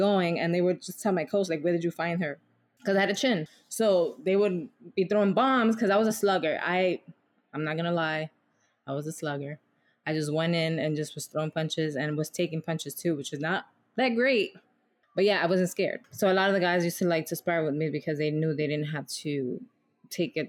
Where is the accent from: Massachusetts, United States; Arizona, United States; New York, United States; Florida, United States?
New York, United States; New York City; I grew up in the Bronx and I did box